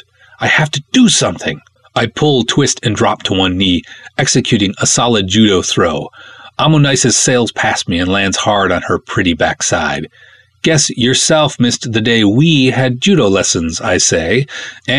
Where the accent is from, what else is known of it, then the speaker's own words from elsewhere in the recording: Minnesota, United States; I'm from Minnesota